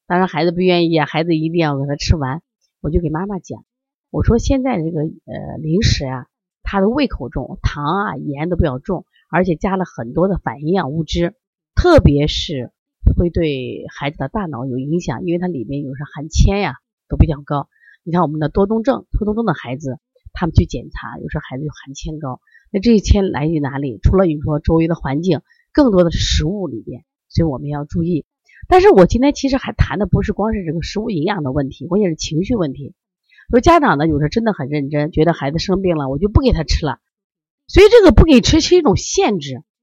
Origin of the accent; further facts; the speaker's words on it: Shandong, China; 我山东人呀，我们家人可能更多的就是吃面嘛